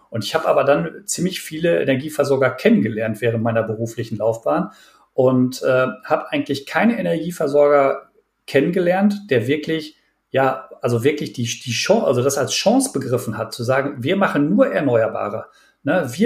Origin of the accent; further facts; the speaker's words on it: North Rhine-Westphalia, Germany; ich bin wirklich mitten im Ruhrgebiet aufgewachsen und äh, meine Familie äh, mein Opa oder auch äh, nähere Verwandtschaft, die waren auch wirklich, wie man bei uns mal gesagt hat, auf den Zechen tätig.